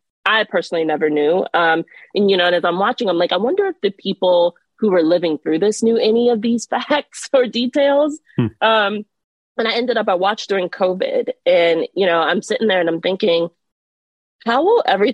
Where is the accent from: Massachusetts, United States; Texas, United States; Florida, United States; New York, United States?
Florida, United States; Miami; now in Washington, D.C., United States; I'm originally from Miami, Florida. So I'm a Florida girl through and through